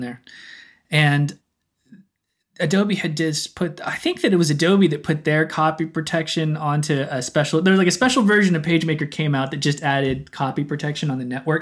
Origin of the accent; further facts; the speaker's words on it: Oklahoma City, Oklahoma, United States; moved away as an adult; growing up in Oklahoma